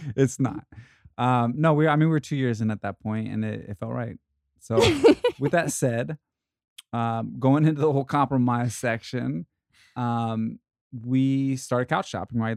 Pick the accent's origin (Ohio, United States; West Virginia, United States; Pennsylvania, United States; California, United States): Ohio, United States; moved away as an adult; now in Los Angeles, United States; I was raised in Ohio